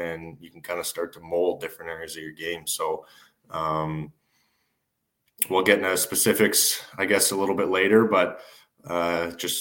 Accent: Calgary, Alberta, Canada; also born or lived in Seattle; my hometown there

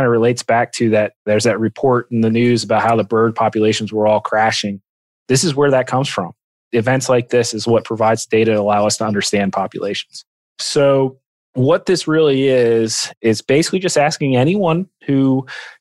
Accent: Allentown, Pennsylvania, United States; now in Kentucky, United States; I grew up in Allentown, Pennsylvania, which is about an hour outside of Philadelphia

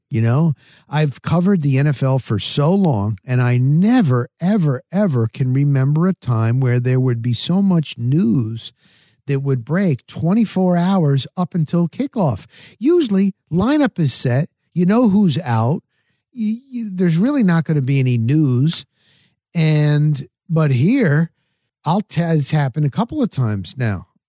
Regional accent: New Jersey, United States; moved away; also born or lived in Denver, Colorado; I grew up in New Jersey

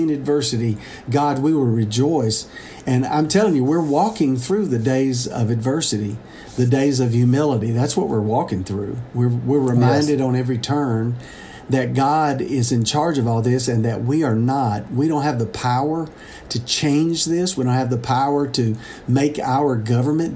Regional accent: Mississippi, United States; now in Nashville, United States; Mississippi, my home state

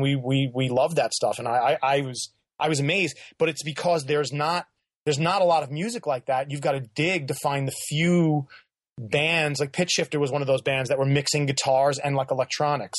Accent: New York, United States; I grew up in New York, so I've seen I've been to … shows in New York.

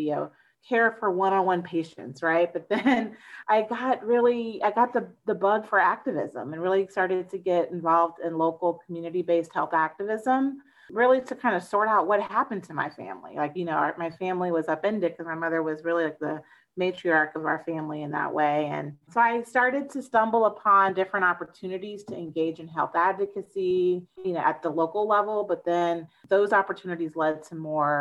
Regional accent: Tampa, Florida, United States; I grew up in Florida, in the Tampa Bay area to be exact

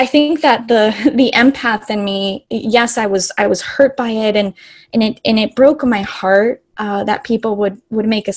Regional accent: Los Angeles, California, United States; moved away as an adult; I grew up in Los Angeles, which is a very diverse and eclectic city.

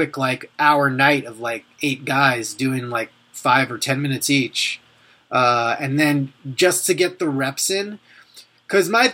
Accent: Long Island, New York, United States; I grew up on Long Island

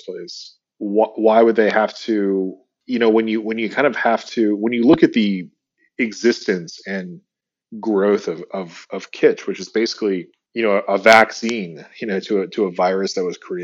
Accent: United States; I'm still an American.

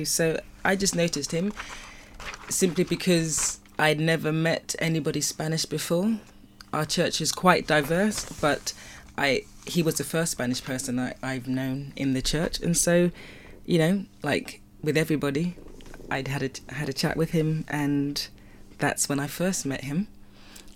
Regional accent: United Kingdom; also born or lived in London / Nigeria; I have a British culture, like I've been brought up within the British culture.

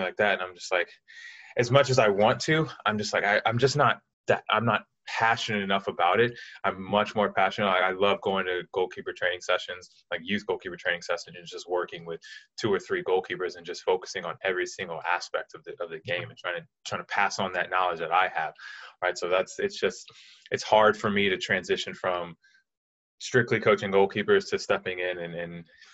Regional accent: Charlotte, North Carolina, United States; I grew up in Charlotte playing youth soccer here in North Carolina

